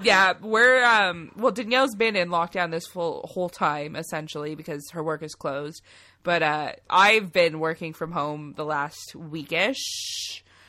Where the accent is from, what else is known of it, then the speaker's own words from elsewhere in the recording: Canada; accent: Canadian; We're Canadian